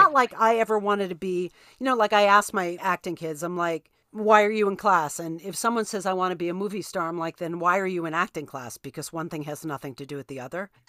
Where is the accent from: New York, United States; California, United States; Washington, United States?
New York, United States; I'm a New Yorker